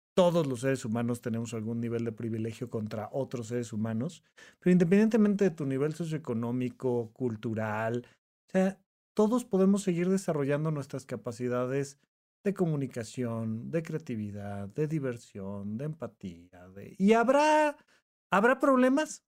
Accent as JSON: {"language": "Spanish", "town": "Toluca", "region": "State of Mexico", "country": "Mexico", "tie": "born or raised there", "moved": "as an adult", "said": "cuando yo me vengo de de Toluca, Estado de México, a estudiar medicina a, La Salle en la Ciudad de México"}